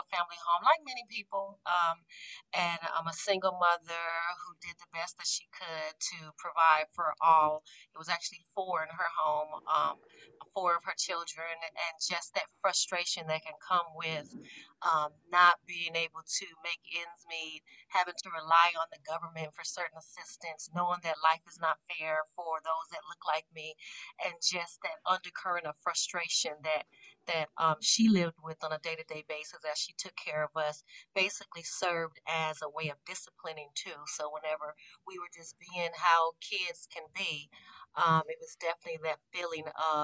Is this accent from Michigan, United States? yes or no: no; Las Vegas, Nevada, United States; now in Ohio, United States; born and raised in Vegas, the West Coast. I'm currently living in Ohio